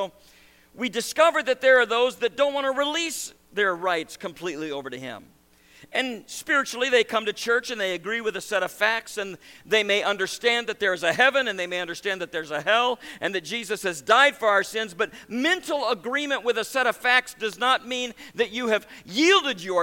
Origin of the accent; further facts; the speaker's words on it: Nebraska, United States; now in New York, United States; I grew up in Nebraska and I raised cattle. I was a farm kid. Married a New York girl, and we ended up in New York